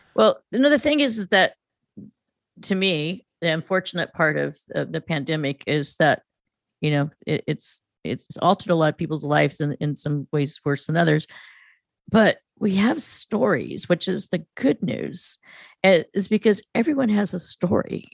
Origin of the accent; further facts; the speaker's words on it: near Stanford and UC Berkeley, California, United States; growing up in California, in proximity of of Stanford and UC Berkeley.